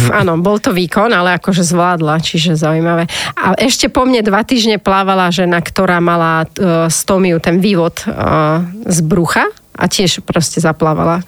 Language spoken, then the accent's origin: Slovak; Banská Bystrica, Banská Bystrica Region, Slovakia; also born or lived in Bratislava; Ja som vyrastala v Banskej Bystrici, to som uh-huh. akože bratislavčanka, ale v 4 rokoch sme išli tam bývať, lebo mama bola z Bystrice